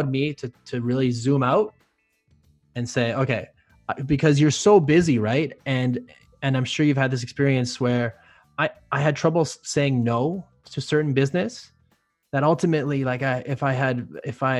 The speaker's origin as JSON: {"language": "English", "country": "Canada", "said": "being a Canadian"}